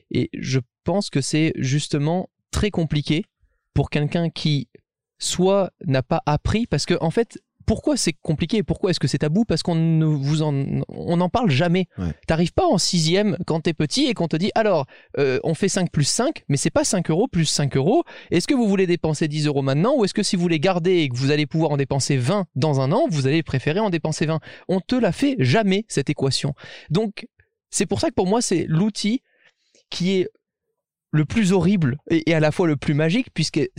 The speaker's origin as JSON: {"language": "French", "country": "Monaco", "said": "les gens forcément savent que je viens de Monaco."}